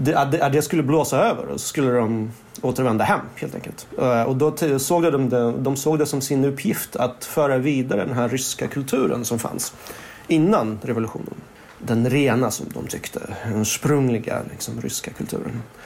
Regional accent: Stockholm, Stockholm County, Sweden; Swedish is a second language; moved away as an adult; also born or lived in Moscow, Russia / Berlin, Germany / Portugal; now in Paris, France; Jag växte upp i Stockholm men sen så har jag bott på lite olika ställen i Europa, i Berlin och Portugal och sådär

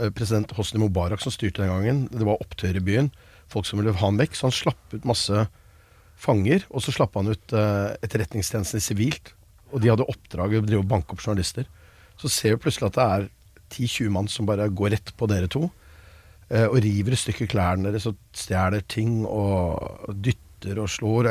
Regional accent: Norway; Jeg er jo nordmann

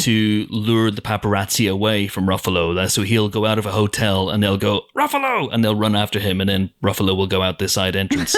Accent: Banbridge, Northern Ireland, United Kingdom; a town in Northern Ireland called Drumora, which is near my hometown of Banbridge

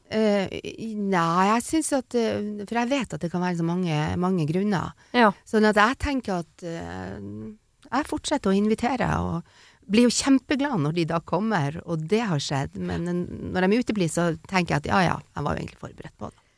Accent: Northern Norway, Norway; er nordlending

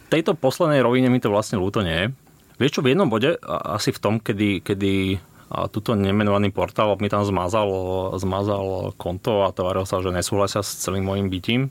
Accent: around Bratislava, Bratislava Region, Slovakia; also born or lived in Košice; som sa tak nejak ňúral po okolí od narodenia v štýle 20 km od Bratislavy

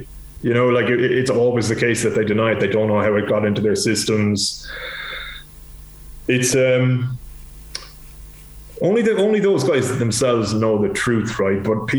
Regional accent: Ireland; But as an Irish sports fan, I'd love nothing more than if she was to win this and just walk away

